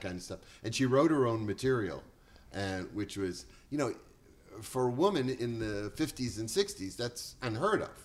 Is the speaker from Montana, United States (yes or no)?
no; Boston, Massachusetts, United States; also born or lived in Chelsea, Massachusetts; now in Bel Air, United States; I was born in Boston, raised in the projects